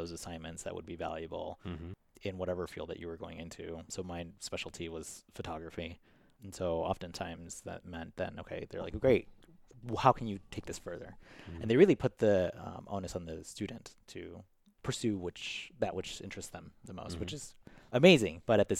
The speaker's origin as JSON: {"language": "English", "town": "Chicago", "region": "Illinois", "country": "United States", "tie": "born or raised there", "said": "And then growing up on the West Side, which is where Logan Square was predominantly Hispanic. So, I mean, my neighbors were Hispanic."}